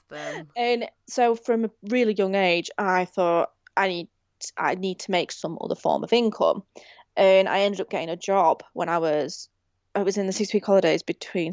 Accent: Rotherham, Yorkshire and the Humber, United Kingdom; I'm from Rotherham

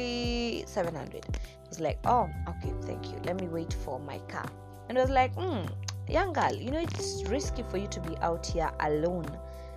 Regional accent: Nakuru, Nakuru County, Kenya; my home place, that's Nakuru City, Nakuru Town, Nakuru County

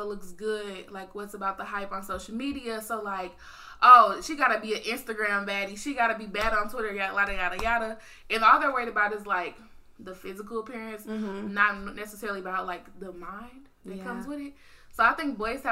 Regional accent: St. Louis, Missouri, United States; I'm from St. Louis, you know the little 314

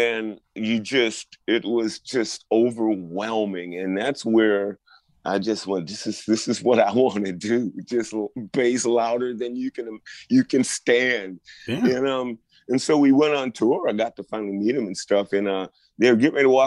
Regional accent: Chicago, Illinois, United States; moved away; Growing up in the Chicago area, we always knew about them before I moved away.

